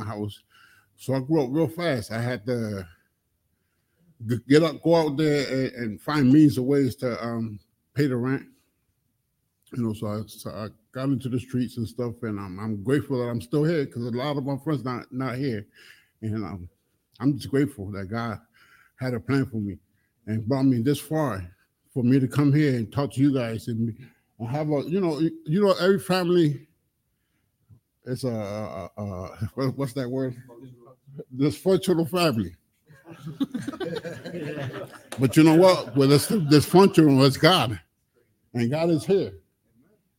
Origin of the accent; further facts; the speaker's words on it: Connecticut, United States; I come from Connecticut